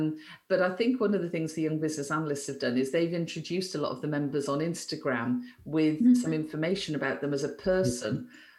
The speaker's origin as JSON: {"language": "English", "region": "Wales", "country": "United Kingdom", "said": "I have a Welsh network because I'm Welsh."}